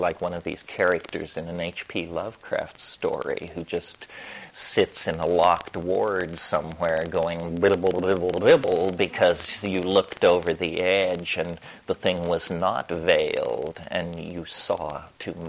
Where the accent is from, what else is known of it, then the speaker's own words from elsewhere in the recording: Colorado, United States; I'm from Colorado